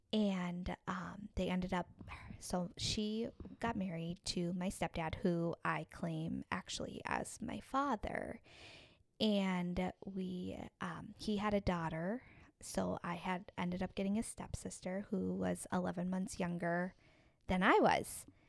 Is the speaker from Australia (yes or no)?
no; Minneapolis, Minnesota, United States; I was born right here in Minneapolis, Minnesota